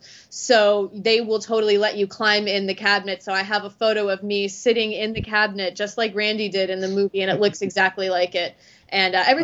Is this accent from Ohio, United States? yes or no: yes; Ohio, United States; moved away as an adult; also born or lived in Cincinnati, Ohio / Cleveland, Ohio; I'm originally from Ohio